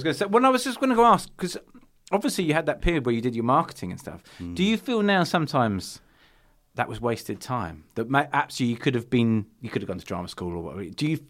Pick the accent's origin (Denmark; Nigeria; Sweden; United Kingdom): United Kingdom; Seaford, South East England; because I'm from Seaford, which is down from Brighton.